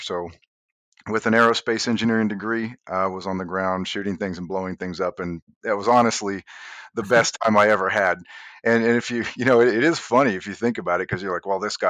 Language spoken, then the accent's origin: English; Indiana, United States; I grew up in Indiana, and never once, you know, just regular kind of country guy